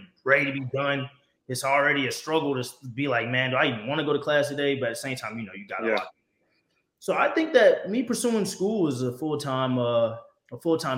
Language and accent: English; Sumter, South Carolina, United States; I'm originally from Sumter, South Carolina, man, a graduate of Lakewood